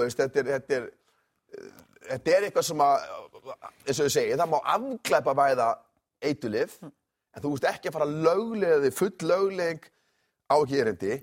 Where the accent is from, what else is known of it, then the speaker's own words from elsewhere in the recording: the West, Westfjords, Iceland; ég er svo mikið að vestan